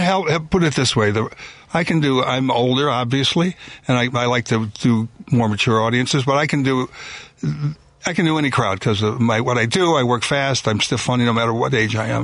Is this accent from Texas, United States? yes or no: no; Chicago, Illinois, United States; I grew up in Chicago, went to Chicago public schools